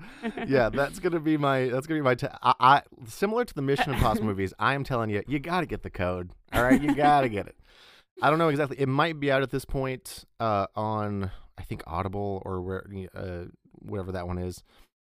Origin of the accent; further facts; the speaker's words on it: Australia; accent: Australian; I'm going to do the whole next episode on my Australian accent